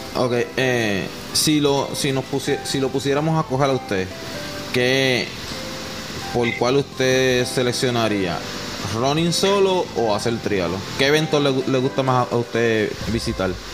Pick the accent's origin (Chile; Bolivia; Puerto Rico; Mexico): Puerto Rico; Puerto Rico también le decimos, le decimos colo a los colorados.